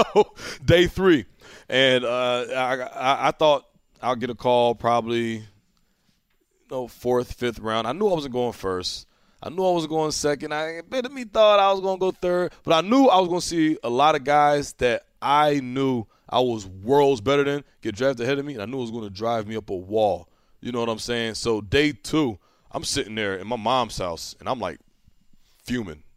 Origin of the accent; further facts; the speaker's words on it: New Jersey, United States; I'm from Jersey